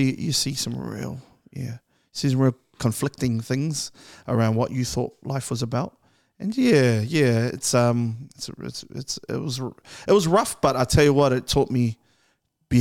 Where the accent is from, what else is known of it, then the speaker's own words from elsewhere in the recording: Auckland, New Zealand; I'm from Clinton.